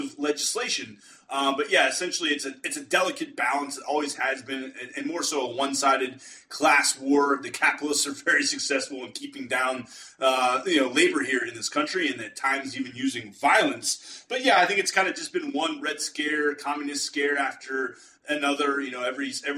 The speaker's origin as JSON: {"language": "English", "town": "Pittsburgh", "region": "Pennsylvania", "country": "United States", "said": "I'm from Pittsburgh area."}